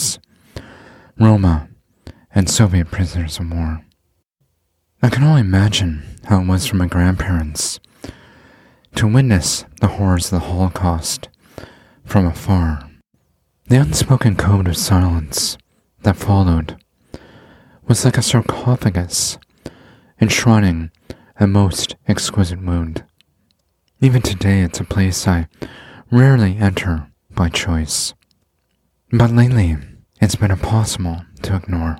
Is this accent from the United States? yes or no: no; Canada; growing up in Canada